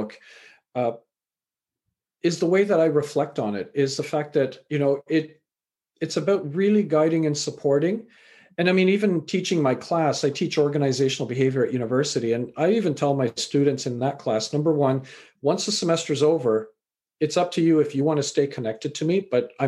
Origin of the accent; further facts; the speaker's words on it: Canada; also born or lived in England; I was born in England, raised in Canada.